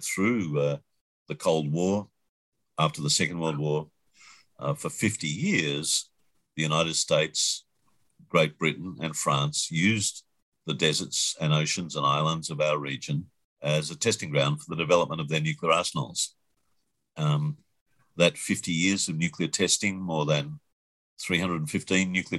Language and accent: English; Melbourne, Victoria, Australia; Family came from a farm, but I grew up in Melbourne, the biggest city in the south of Australia